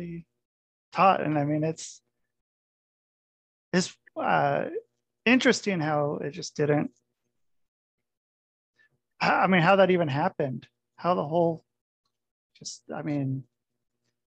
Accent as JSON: {"language": "English", "region": "Oregon", "country": "United States", "said": "I'm from Oregon"}